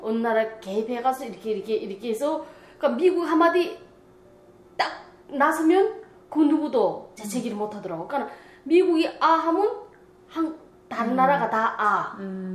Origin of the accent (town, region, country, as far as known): North Korea; born or raised there; moved away as an adult; now in Florida, United States